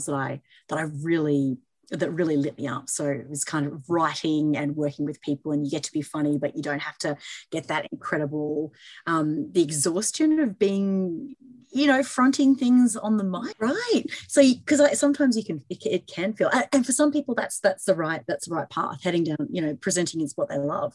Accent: central Queensland, Australia; also born or lived in London; moved in back home with my mum up in central Queensland

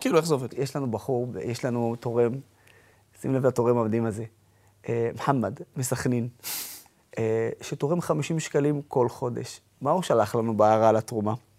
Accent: Israel; אני ערבי שבא מישראל

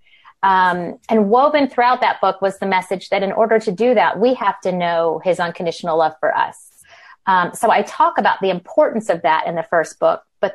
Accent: the South, United States; moved away as an adult; now in Old Greenwich, United States; I'm from the South, but live in the Northeast.

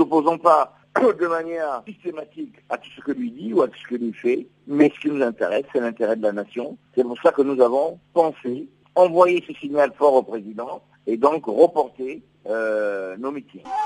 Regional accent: Republic of the Congo; Nous sommes des Congolais

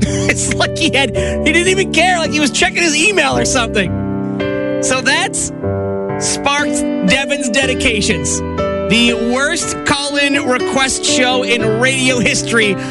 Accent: New York, United States; Growing up in New York

